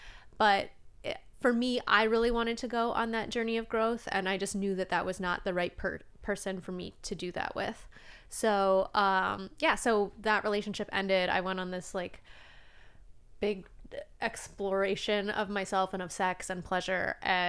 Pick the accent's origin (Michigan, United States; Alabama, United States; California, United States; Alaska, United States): Alaska, United States; accent: Alaskan; I guess so. I mean, I'm from Alaska, so this is how we talk.